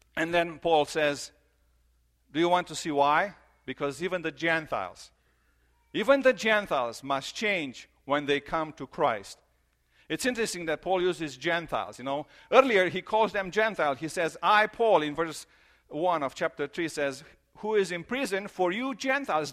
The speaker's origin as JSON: {"language": "English", "country": "Romania", "tie": "born or raised there", "moved": "yes", "said": "I grew up in Romania in the church"}